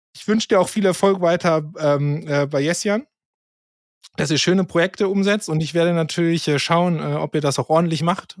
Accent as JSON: {"language": "German", "country": "Germany", "said": "als Deutscher"}